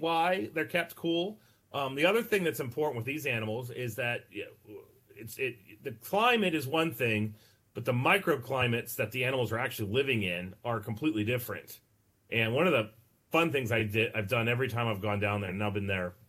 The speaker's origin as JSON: {"language": "English", "region": "West Virginia", "country": "United States", "tie": "born or raised there", "said": "I grew up here in West Virginia, which is basically the Mid-Atlantic."}